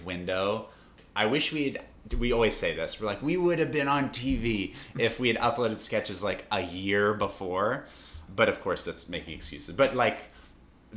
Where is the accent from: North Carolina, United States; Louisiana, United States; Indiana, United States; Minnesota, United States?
North Carolina, United States; in North Carolina in my hometown